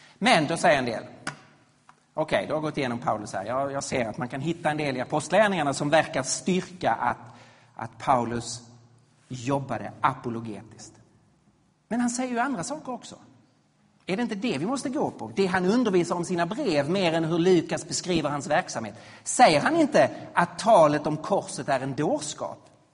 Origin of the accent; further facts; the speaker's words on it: Sweden; vi som svenskar